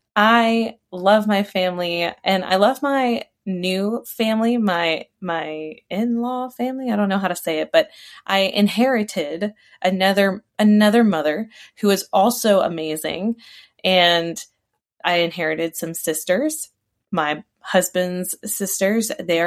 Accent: Maryland, United States; also born or lived in Texas / Germany / New York; now in Virginia, United States; I live in Virginia. I haven't always lived in Virginia. I was raised in Maryland. I was born in Texas. I lived in Germany. I also lived in New York.

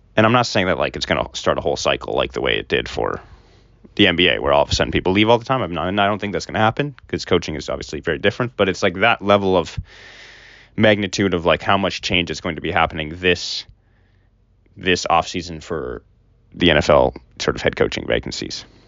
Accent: North Dakota, United States; moved away as an adult; also born or lived in Minnesota; I grew up in North Dakota. I lived in Minnesota for college

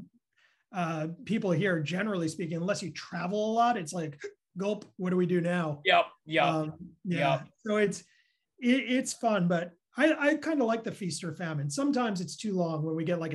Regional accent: New York, United States; from New York

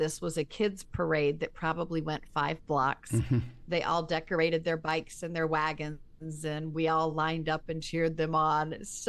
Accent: the South, United States; Ah, I am from the South. A barbecue is only when it involves pork or brisket.

